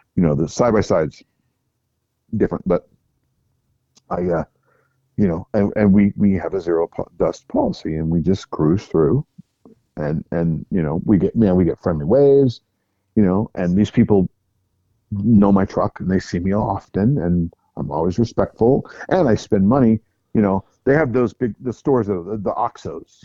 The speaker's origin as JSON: {"language": "English", "country": "United States", "said": "I'm from America"}